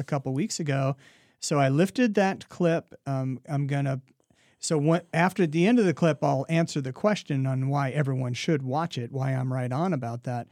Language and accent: English; Oregon, United States; now in Iowa, United States; I grew up in Oregon, uh, mountain lakes in the summertime